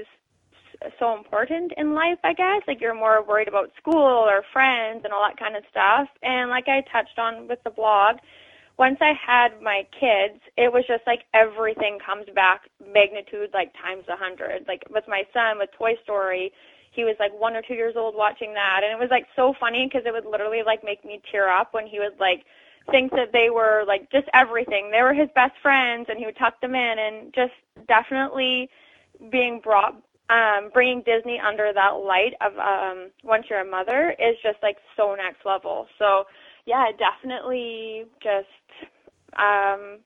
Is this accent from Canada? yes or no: yes; Canada; also born or lived in Langley, British Columbia; being a Canadian